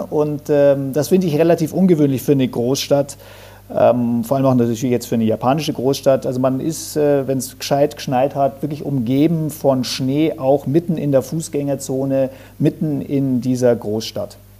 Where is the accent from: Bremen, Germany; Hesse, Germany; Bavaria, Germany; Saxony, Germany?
Bavaria, Germany; bei uns in Bayern oder in Deutschland.